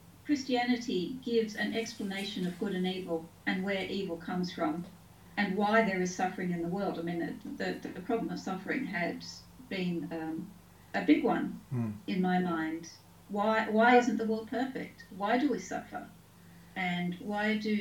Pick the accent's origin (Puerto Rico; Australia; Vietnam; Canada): Australia; Taree, New South Wales; also born or lived in Sydney; now in United Kingdom; I was born in Sydney. My parents were school teachers, so we moved around the state a fair bit. I mostly grew up in a town called Taree